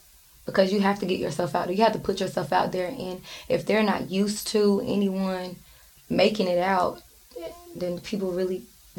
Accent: Goldsboro, North Carolina, United States; moved away as an adult; now in Raleigh, United States; I grew up in Goldsboro. I've been living in Raleigh for probably like a year and a half.

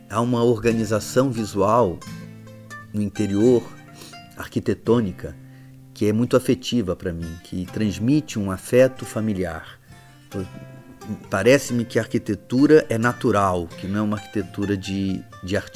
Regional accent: England, United Kingdom; Rapaz, comparado com o país de onde eu venho, Portugal é, é mais estável democraticamente que a Inglaterra.

